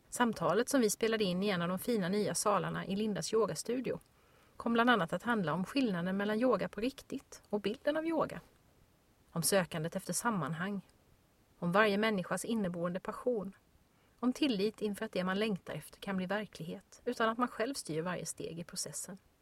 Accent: Växjö, Kronoberg County, Sweden; min hemstad Växjö

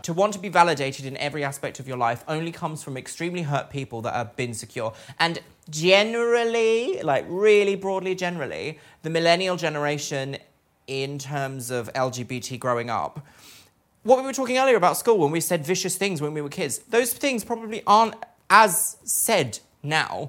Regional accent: Brighton, South East England, United Kingdom; I grew up in Brighton, which is meant to be like gay capital of the UK

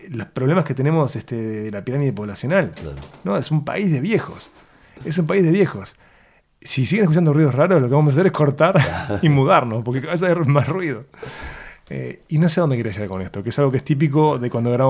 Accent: Uruguay; Porque el uruguayo de viaje le dicen argentino, no uruguayo. Entonces no somos uruguayos, somos no uruguayos.

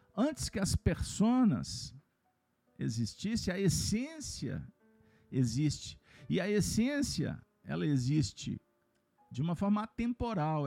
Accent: Minas Gerais, Brazil; eu sou mineiro

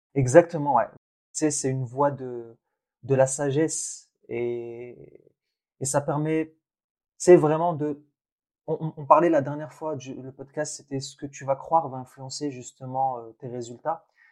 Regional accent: Thenia, Boumerdès Province, Algeria; moved away; je suis né en Algérie, dans une ville qui s'appelle Ténia. Et, euh, et en fait, dans l'immeuble où mes grands-parents vivaient et où j'ai fait mes premières années

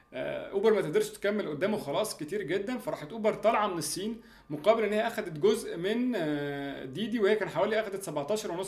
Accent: Egypt; عندنا في مصر

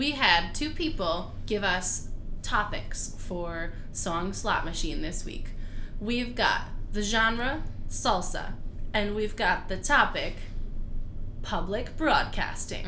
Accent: Rochester, New York, United States; Rochester, New York, our very own hometown. Well, my hometown

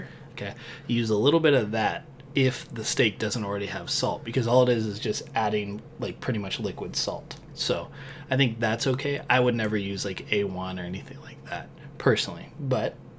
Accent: West Coast, United States; moved away; I grew up on the West Coast where we didn't really eat a lot of steak

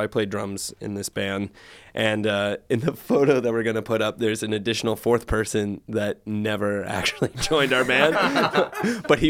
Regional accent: Richmond, Virginia, United States; I grew up in Richmond, Virginia

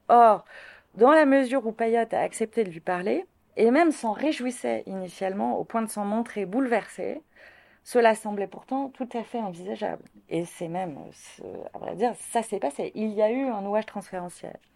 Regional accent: Martinique, France; Euh, je suis natif de la Martinique.

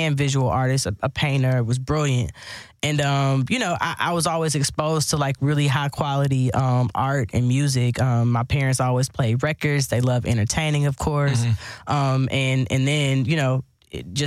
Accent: Houston, Texas, United States; moved away as an adult; also born or lived in New York; I am from Houston, from Third Ward, born and raised

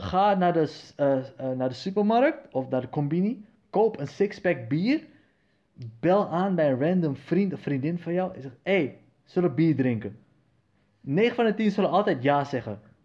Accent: Netherlands; waar kom je vandaan? Ik zei, van Nederland

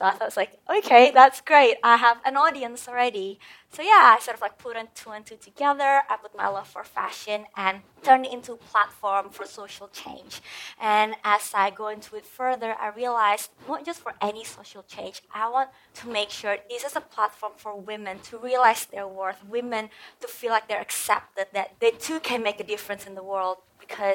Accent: Indonesia; also born or lived in Perth, Australia; now in Bali, Indonesia; I am originally from Indonesia and I was so blessed to be able to come to Perth, you know, Australia

